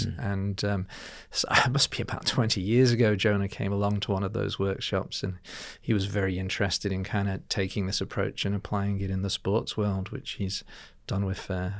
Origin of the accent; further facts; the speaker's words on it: Liverpool, North West England, United Kingdom; now in Melbourne, Australia; So but when I go back, I'm from Liverpool originally.